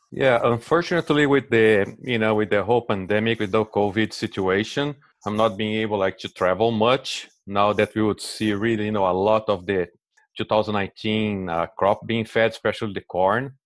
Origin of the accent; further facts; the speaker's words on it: Brazil; English is a second language; moved away as an adult; also born or lived in Delaware, United States; now in United States; As you can see on the accent, I'm originally from Brazil